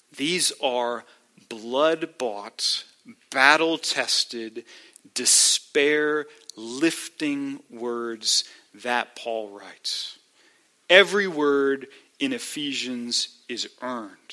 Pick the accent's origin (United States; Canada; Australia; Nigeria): United States; as American believers